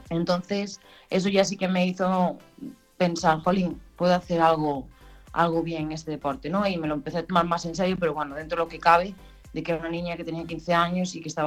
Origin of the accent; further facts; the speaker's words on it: Ribeira, Galicia, Spain; en Ribeira, en mi pueblo